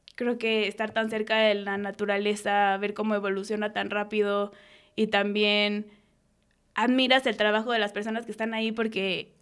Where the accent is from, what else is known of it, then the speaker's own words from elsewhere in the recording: Mexico City, Mexico; yo nací en Ciudad de México, soy una niña de la ciudad.